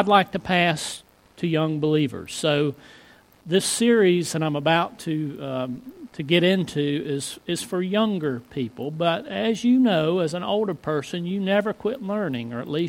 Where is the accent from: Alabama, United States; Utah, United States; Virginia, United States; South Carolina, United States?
Virginia, United States; Floyd County; I grew up in Floyd County